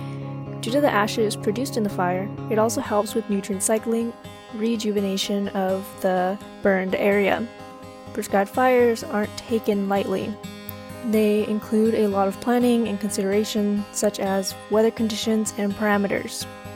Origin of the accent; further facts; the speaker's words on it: California, United States; now in Santa Cruz, United States; So I am from California, but have not heard of prescribed fires until I moved here.